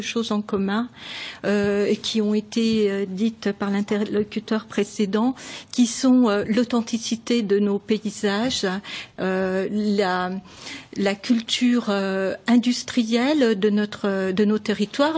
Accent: Saône-et-Loire, Bourgogne-Franche-Comté, France; now in Franche-Comté, France; je suis née euh, en Saône-et-Loire et je vis aujourd'hui euh, en Franche-Comté

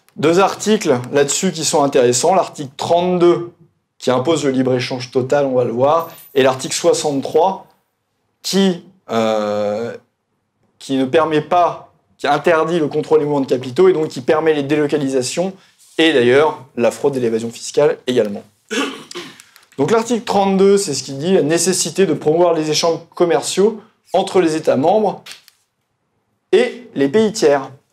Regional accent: Burgundy, Bourgogne-Franche-Comté, France; je venais de Bourgogne, on aime bien le, le vin en Bourgogne

